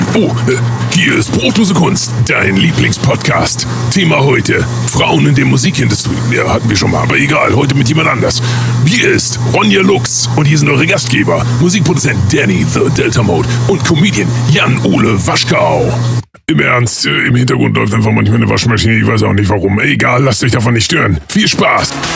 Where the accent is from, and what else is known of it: near Wetzlar, Hesse, Germany